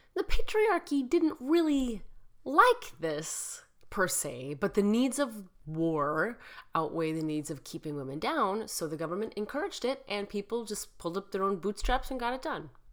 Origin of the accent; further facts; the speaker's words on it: Chicago, Illinois, United States; Chicago, my hometown